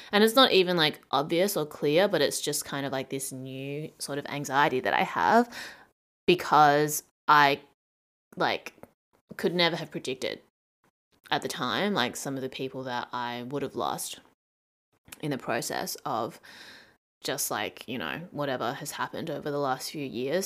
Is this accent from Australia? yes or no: yes; Australia; moved away; growing up in Australia